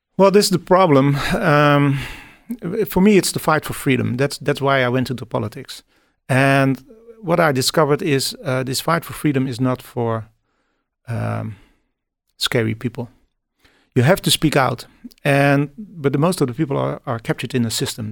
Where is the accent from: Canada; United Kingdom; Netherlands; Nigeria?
Netherlands; I'm, I'm from the Netherlands